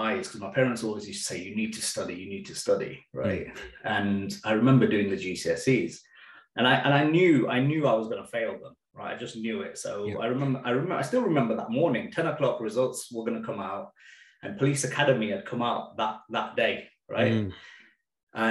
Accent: Leicester, East Midlands, United Kingdom; also born or lived in Birmingham; I was 4 years old when we sort of moved to Leicester

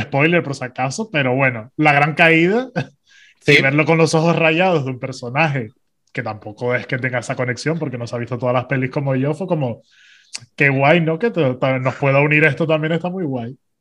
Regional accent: Tenerife, Canary Islands, Spain; somos tinerfeños

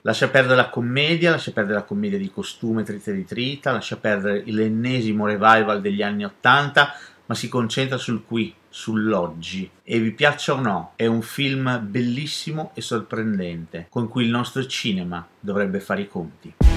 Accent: Italy; nel nostro paese

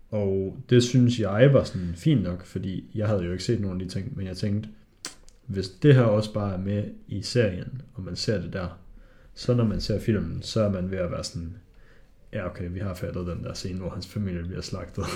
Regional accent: Hobro, North Denmark Region, Denmark; Jeg er fra Hobro

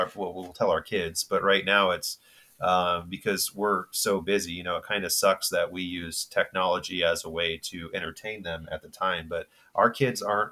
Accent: Bay Area, Northern California, United States; grew up in Northern California in the Bay Area. Apple was walking distance from my house

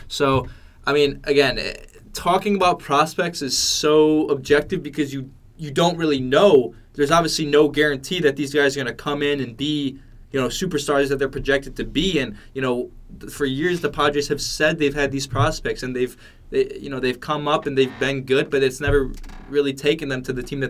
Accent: Chicago, Illinois, United States; I'm from Chicago

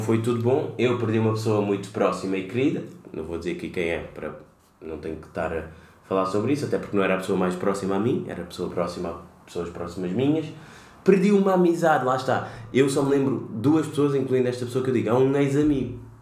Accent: Lisbon, Portugal; que nasci cá e sou cabo-verdiano

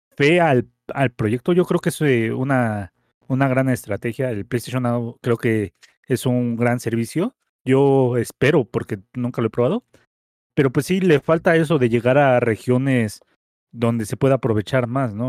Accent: Mexico; aquí en México

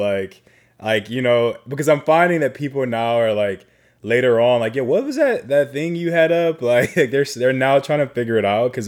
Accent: Chicago, Illinois, United States; now in Los Angeles, United States; I'm from Chicago

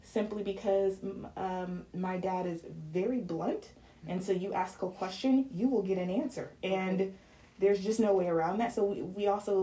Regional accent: Atlanta, Georgia, United States; I'm from Atlanta

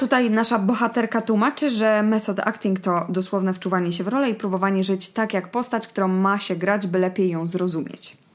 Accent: Poland; pochodzę z miasta, które jest pod granicą niemiecką

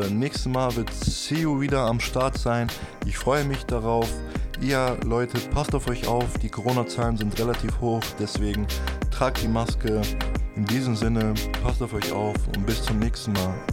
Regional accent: Germany; aber natürlich Deutschland ist meine Heimat und ich möchte natürlich in Deutschland leben.

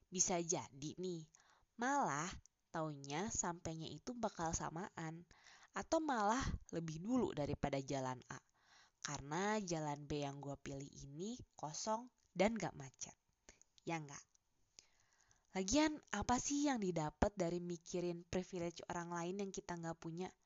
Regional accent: Java, Indonesia; Gua yang sebagai orang Jawa aja, teman-teman diskusinya tuh dari etnis yang berbeda.

